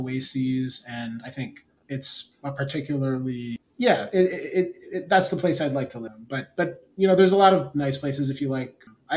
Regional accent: Providence, Rhode Island, United States; So I grew up in Providence, Rhode Island. I was born in Providence. My mom is actually American, just like an. But my dad is from Gambia

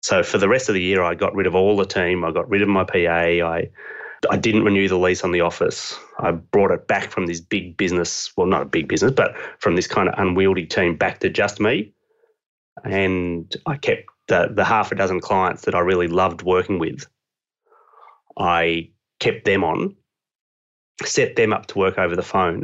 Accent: Australia; accent: Australian; this accent is Australian

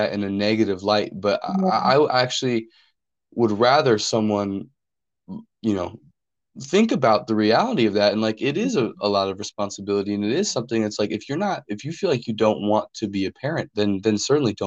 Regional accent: North Dakota, United States; now in Kansas, United States; I'm originally from North Dakota

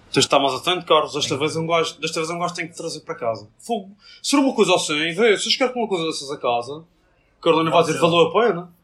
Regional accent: Madeira, Portugal; a nossa tem a bandeirinha da Madeira, que nós somos da Madeira.

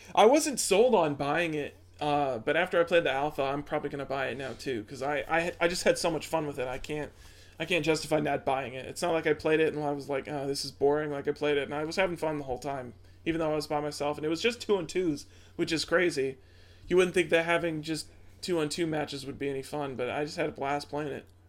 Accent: Midwest, United States; we're from the Midwest. Midwest is all Pepsi all day

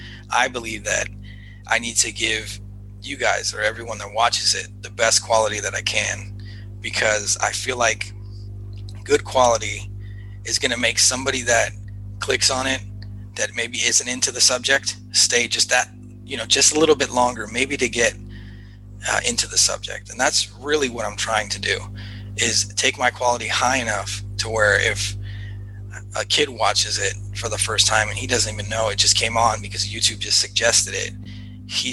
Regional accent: Los Angeles, California, United States; growing up in Los Angeles

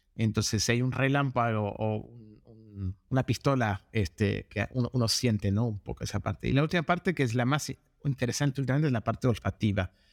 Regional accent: Argentina; moved away as an adult; also born or lived in United States; now in Los Angeles, United States; me crié en Argentina y me mudé a Estados Unidos para seguir un estudio de carrera

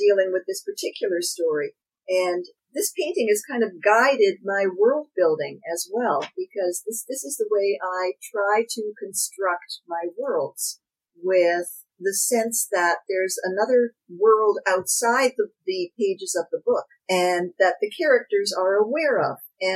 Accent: Canada; I'm Canadian

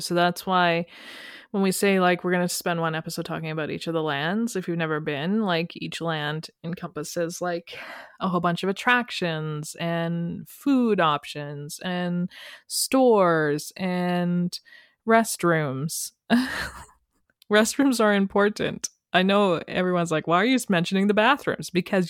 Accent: Calgary, Alberta, Canada; Sorry, I'm from Calgary.

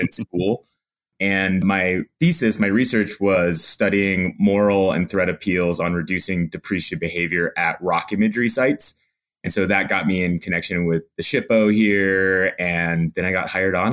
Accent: Montana, United States; moved away as an adult; also born or lived in Salt Lake City, Utah; now in Utah, United States; I grew up in Montana

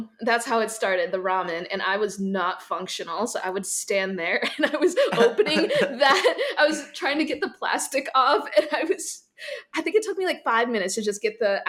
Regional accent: Minnesota, United States; I'm from Minnesota.

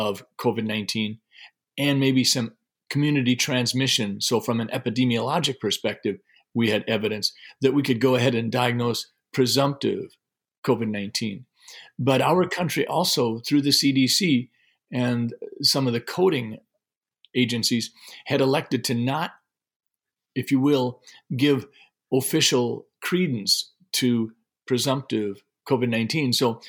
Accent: Sleepy Eye, Minnesota, United States; I grew up in Sleepy Eye and went to college at the University of Minnesota in Minneapolis, and I studied physiology and got my degree in that.

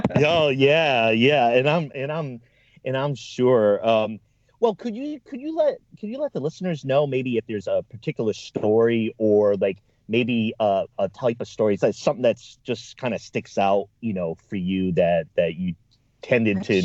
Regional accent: East Coast, United States; now in Oregon, United States; I'm from the East Coast

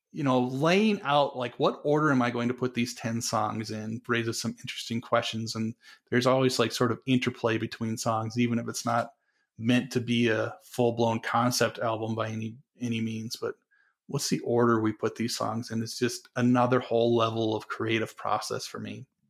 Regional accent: North Dakota, United States; moved away; also born or lived in Colorado; and I grew up in North Dakota

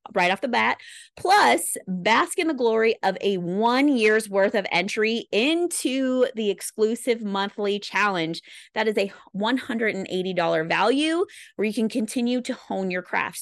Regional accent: Midwest, United States; I'm a Midwesterner

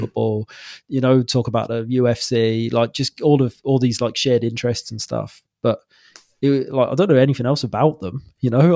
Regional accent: Wales, United Kingdom; moved away as an adult; now in Wirral, United Kingdom; I'm from Wales originally

